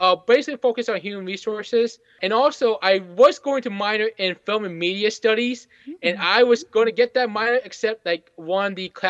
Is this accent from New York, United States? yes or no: no; Fairfax, Virginia, United States; I'm actually born and raised in Fairfax, and I still live in Fairfax.